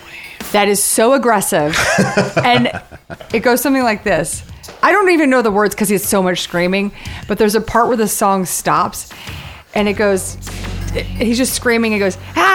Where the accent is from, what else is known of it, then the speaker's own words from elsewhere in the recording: McLean, Virginia, United States; also born or lived in Ohio / Kentucky / Houston, United States; We grew up in McLean. Then we went to Ohio, and then a year in Kentucky, and then back, and then to Houston.